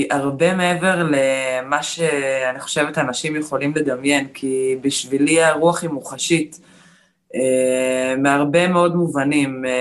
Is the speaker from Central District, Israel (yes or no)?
yes; Michmoret, Central District, Israel; אמ, אני גולשת רוח. אה, הייתי ארבע פעמים אלופת עולם, גדלתי במכמורת, גדלתי את הטבע ואת הים